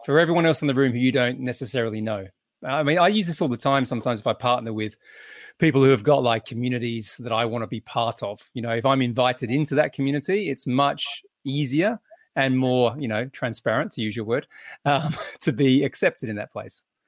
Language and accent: English; Australia; being Australian